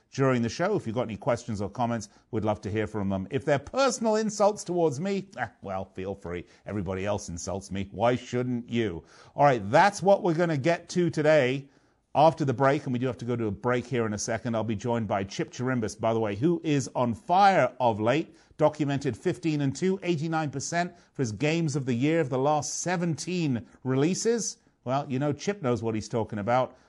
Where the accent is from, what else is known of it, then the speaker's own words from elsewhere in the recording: London, United Kingdom; my hometown of London